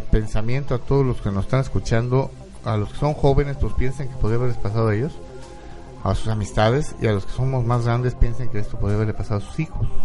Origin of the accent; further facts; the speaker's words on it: Mexico; es el pueblo de México y todos nosotros somos pueblo de México.